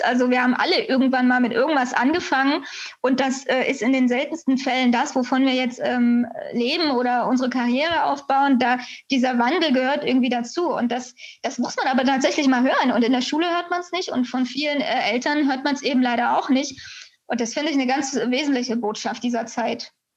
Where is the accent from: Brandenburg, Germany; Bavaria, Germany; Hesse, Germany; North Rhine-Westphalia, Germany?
Brandenburg, Germany; Cottbus; now in Berlin, Germany; ich bin in Cottbus geboren